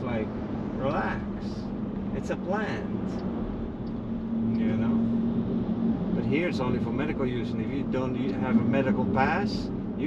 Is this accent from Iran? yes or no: no; Netherlands; moved away; I'm from the Netherlands